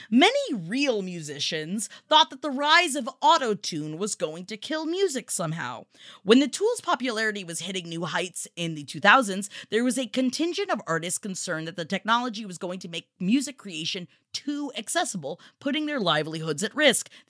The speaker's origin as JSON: {"language": "English", "region": "New York", "country": "United States", "tie": "born or raised there", "said": "the two years of my life growing up in New York when we had to keep a paint can on a toilet because there was a rat that liked to come up through the pipes."}